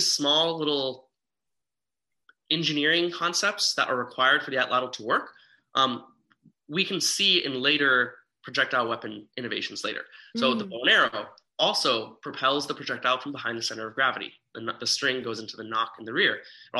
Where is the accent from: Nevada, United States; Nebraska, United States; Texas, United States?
Nevada, United States; Las Vegas; me being born and raised in Las Vegas